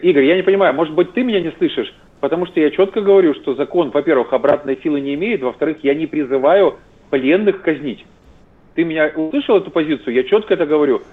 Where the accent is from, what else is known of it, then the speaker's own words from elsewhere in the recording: Zaporizhzhia, Zaporizhzhia Oblast, Ukraine; moved away; я сам коренной запорожец, я больше 30 лет прожил в Запорожье